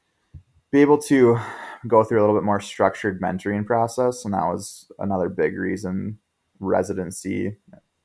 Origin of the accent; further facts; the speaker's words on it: Minnesota, United States; I grew up in Minnesota originally, a super small town about an hour and a half north of the Twin Cities